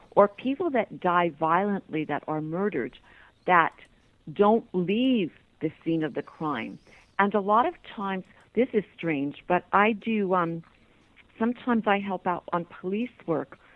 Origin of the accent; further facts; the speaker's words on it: United States; now in Toronto, Canada; I am an American.